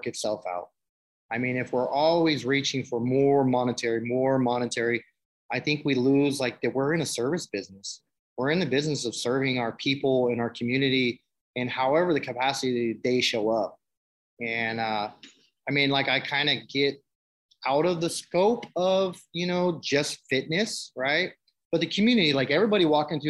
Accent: San Francisco, California, United States; I come from San Francisco from nothing, group homes, institutions, my whole life.

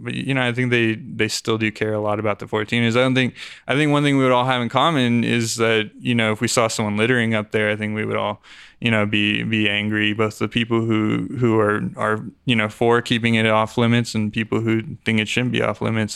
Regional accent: Aurora, Colorado, United States; I grew up on, in Aurora near Parker Peoria area

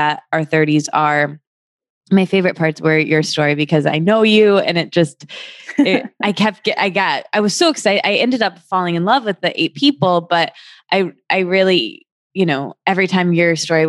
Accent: Michigan, United States; moved away; I'm from Michigan, as you know, seeing people who I went to high school

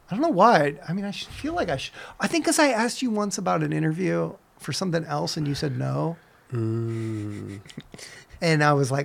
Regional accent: St. Louis, Missouri, United States; moved away; also born or lived in San Francisco; I'm from St. Louis, Missouri originally, and the Mississippi River's there.

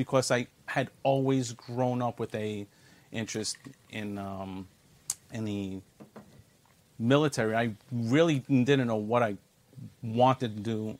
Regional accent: New York City, New York, United States; I was born and bred in New York City, and I was raised in Brooklyn, New York, not too far from here, in the 7-5 precinct in the East New York, Cypress Hills area

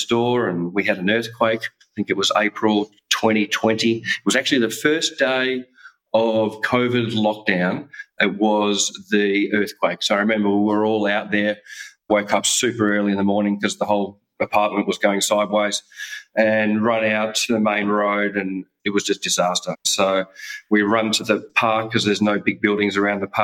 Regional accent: Australia; moved away as an adult; also born or lived in Perth, Western Australia / Canada / Croatia; being Australian, you never get to live in snow

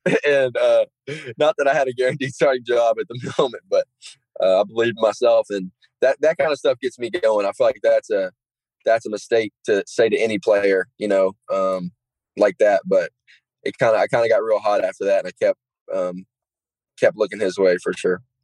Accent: Gate City, Virginia, United States; moved away; I'm not the kid from Gate City anymore

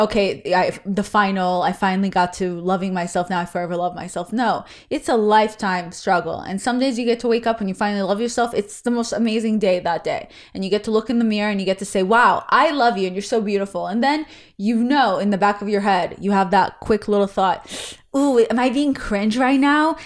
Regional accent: Israel; English is a second language; moved away; I'm Israeli

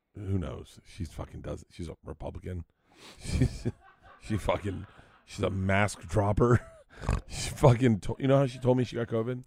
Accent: Tampa, Florida, United States; now in Los Angeles, United States; I grew up in Tampa

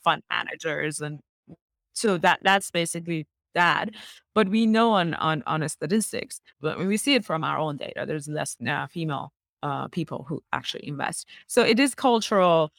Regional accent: Iran; moved away as an adult; also born or lived in Middle East / Canada; now in United States; I was born in Iran and I went to school in Iran

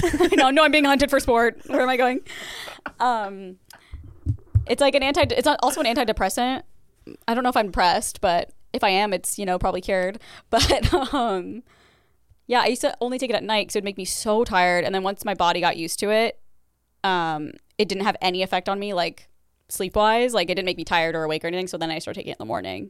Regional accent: Midwest, United States; moved away; I'm from the Midwest and I would hear that accent here and there

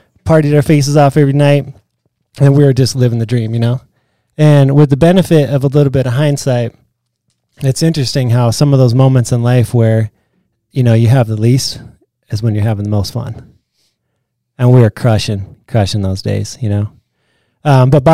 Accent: Marshalltown, Iowa, United States; I grew up in Marshalltown, Iowa

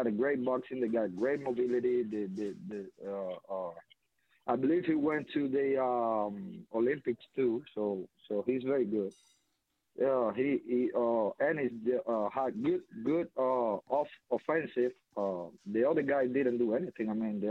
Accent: Cuba; I'm Cuban. I'm from Cuba.

